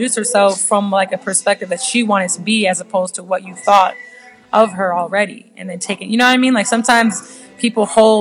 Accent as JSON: {"language": "English", "country": "United States", "tie": "born or raised there", "said": "I'm American. I grew up in America."}